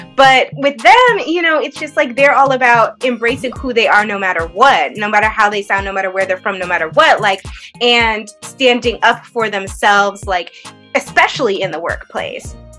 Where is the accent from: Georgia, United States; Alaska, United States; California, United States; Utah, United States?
California, United States; the Bay Area; I'm from the Bay.